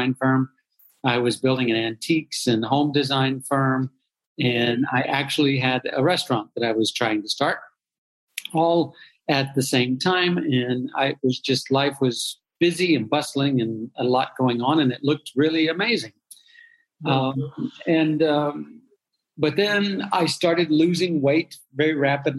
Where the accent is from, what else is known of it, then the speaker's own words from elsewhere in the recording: Dallas, Texas, United States; I was born and raised in and around Dallas, Texas